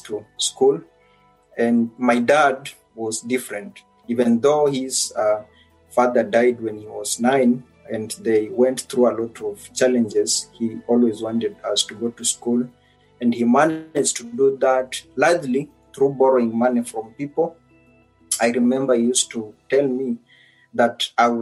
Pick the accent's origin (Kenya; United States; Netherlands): Kenya; Naya village, Butere sub-county, Kakamega County; moved away as an adult; now in Oxford, United Kingdom; born in Naya village, that is Butere sub-county, Kakamega County, and that is where I grew up until I was 18.